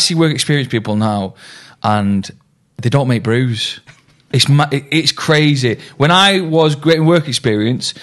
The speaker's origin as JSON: {"language": "English", "town": "Manchester", "region": "North West England", "country": "United Kingdom", "tie": "born or raised there", "also_born_or_lived": "Stockport", "said": "I'm from Stockport originally. And then I grew up in Fallowfield, though, with my mum."}